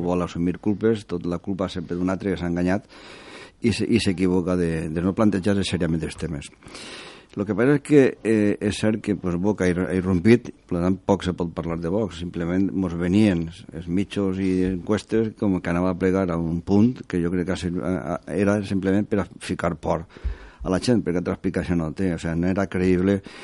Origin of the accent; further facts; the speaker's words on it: Valencian Community, Spain; a mi, com a valencià